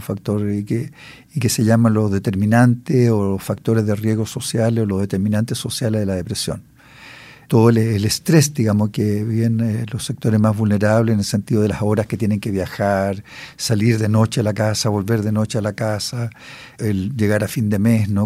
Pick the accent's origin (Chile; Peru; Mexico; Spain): Chile